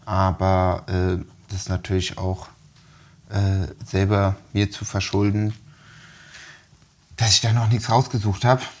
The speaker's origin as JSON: {"language": "German", "country": "Switzerland", "said": "Käsefondue finde ich großes Blatt, gerade als Schweizer."}